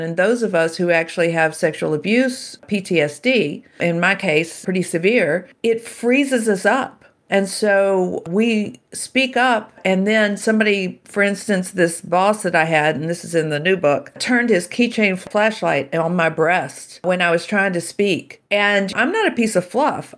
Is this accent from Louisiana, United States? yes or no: yes; Shreveport, Louisiana, United States; I grew up in Shreveport, Louisiana